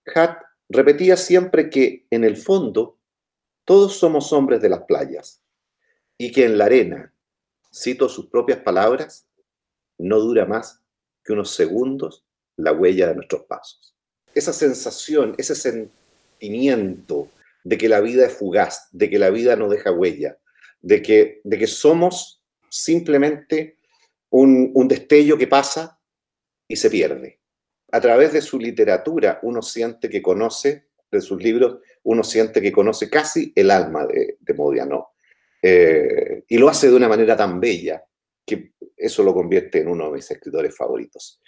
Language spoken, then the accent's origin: Spanish; Chile; cómo somos los chilenos